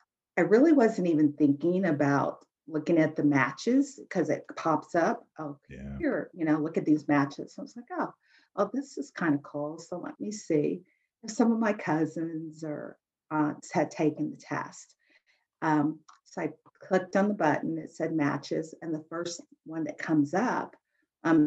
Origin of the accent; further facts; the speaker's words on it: Albuquerque, New Mexico, United States; I was born in Albuquerque, New Mexico